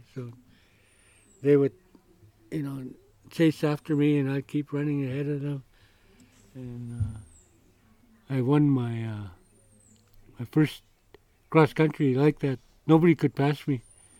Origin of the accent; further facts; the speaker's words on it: Kenya; And I was just like a little kid. I was like from Kenya.